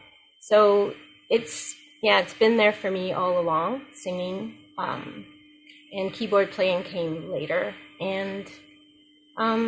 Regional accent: Jamaica; moved away; I was born in Jamaica

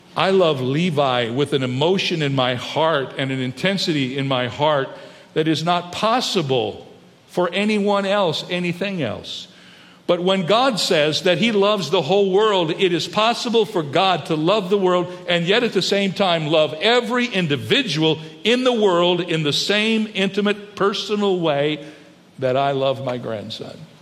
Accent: United States; I love the United States of America. I'm glad I was born here. I'm excited about being an American.

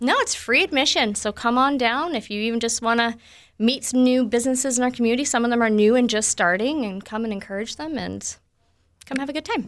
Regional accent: Ontario, Canada; now in Manitoba, Canada; I'm from Ontario

